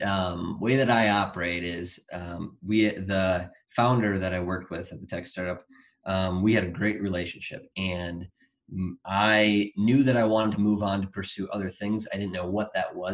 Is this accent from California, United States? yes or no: no; Wisconsin, United States; moved away as an adult; also born or lived in Colorado; I moved from Colorado back to Wisconsin, which I'm originally from